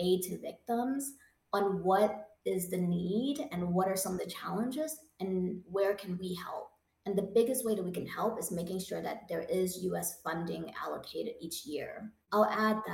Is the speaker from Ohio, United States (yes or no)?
yes; Ohio, United States; my home state of Ohio